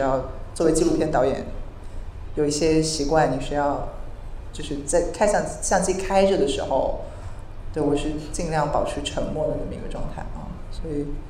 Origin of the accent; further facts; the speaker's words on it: Beijing, China; 我不是一个旧金山女孩了，我是一个来自北京的，就是中国人